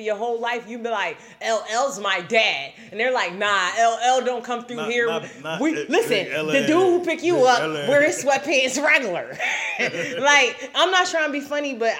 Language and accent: English; Philadelphia, Pennsylvania, United States; moved away as an adult; also born or lived in Florida / California / Atlanta; I'm originally from Philly